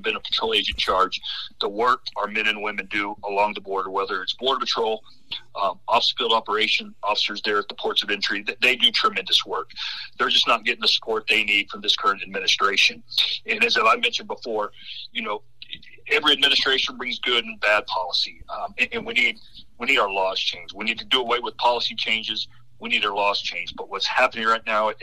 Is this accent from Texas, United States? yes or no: yes; Sanderson, Texas, United States; I'm from Sanderson. I'm a hometown boy, and I came back to this community to raise my kids